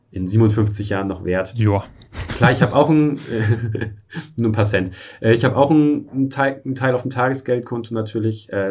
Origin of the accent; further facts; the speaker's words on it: Germany; born there; Ich bin in der DDR noch geboren und aufgewachsen äh, nicht aufgewachsen